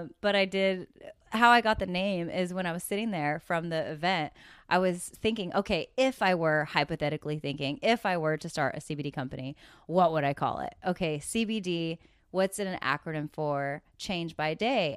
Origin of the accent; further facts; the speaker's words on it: Coquille, Oregon, United States; moved away; also born or lived in Los Angeles; I grew up in Coquille, Oregon